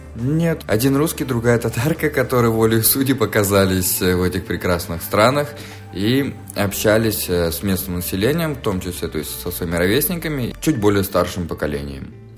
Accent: Fergana, Fergana Region, Uzbekistan; also born or lived in Moscow, Russia; now in Israel; Я родился в Узбекистане, в городе Ферганас, температуры плюс 40 меня не удивишь

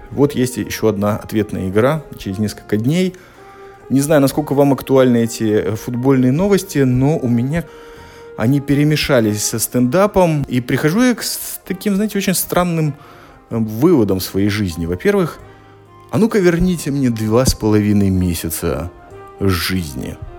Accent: Latvia; Я из Латвии, вы понимаете, что немножко притормозить – это моя национальная черта

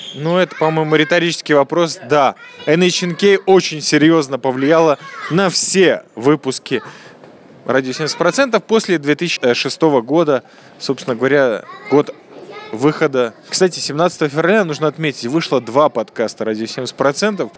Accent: Riga, Latvia; moved away; also born or lived in Israel; я из Риги

